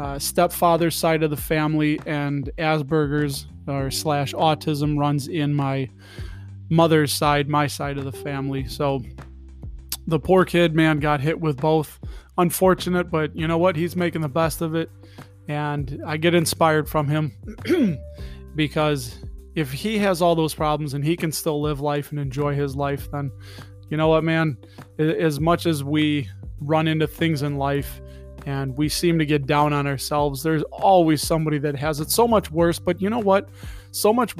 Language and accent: English; Chicago, Illinois, United States; I'm still from Chicago. We grew up in Chicago. I am fourth generation Chicagoan, I believe. Been here all my life except for the few years that I was in the United States Navy